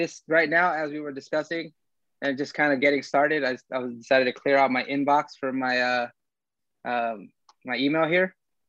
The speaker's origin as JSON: {"language": "English", "town": "Dallas", "region": "Texas", "country": "United States", "said": "I'm … from Dallas, Texas as well"}